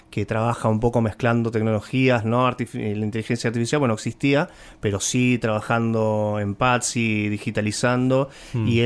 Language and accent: Spanish; Buenos Aires, Argentina; Soy un porteño de ley, me encantan nuestros cruces de universos